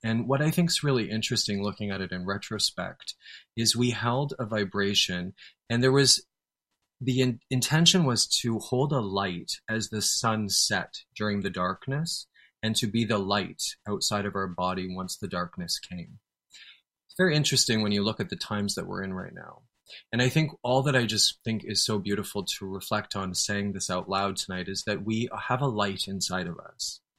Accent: Canada; I'm a Canadian

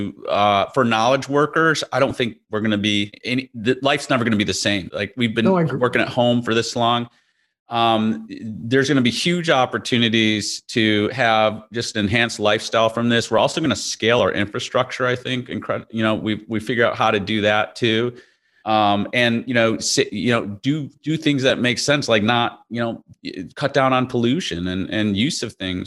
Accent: Chicago, Illinois, United States; I grew up in Chicago in the Midwest

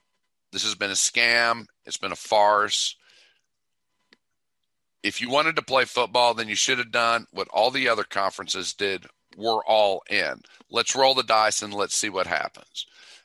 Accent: Ohio, United States; I was born in Ohio, so I am a Buckeye to a degree.

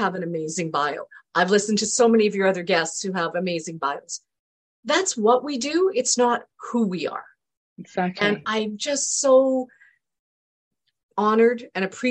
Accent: Canada; also born or lived in England; my parents moved to Canada when I was two

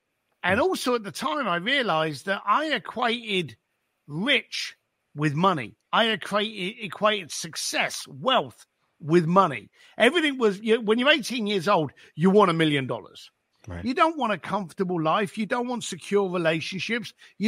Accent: England, United Kingdom; I grew up just outside of London, left school at the age of 15, ended up working on my dad's building site

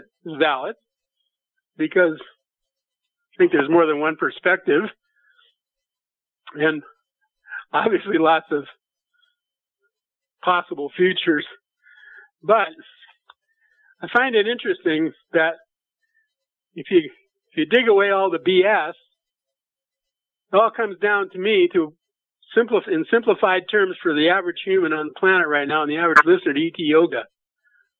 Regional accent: Nebraska, United States; moved away; I'm from Nebraska originally.

